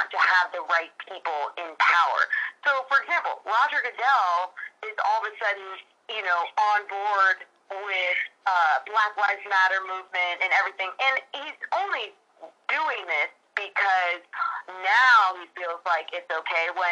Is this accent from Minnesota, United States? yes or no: no; California, United States; We were raised in California, and we grew up as Sacramento Kings fans